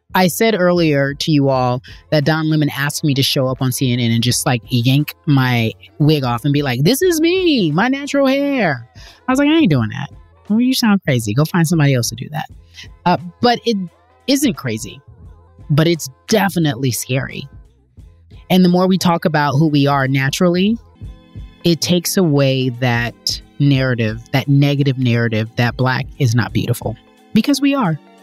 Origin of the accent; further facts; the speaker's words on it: California, United States; growing up in California